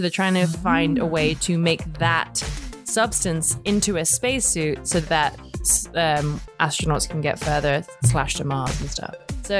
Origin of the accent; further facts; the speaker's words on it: United Kingdom; I'm British